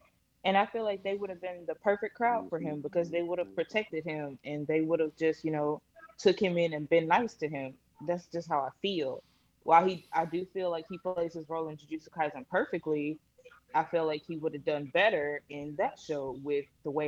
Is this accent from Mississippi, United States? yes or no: yes; Mississippi, United States; I'm from Mississippi.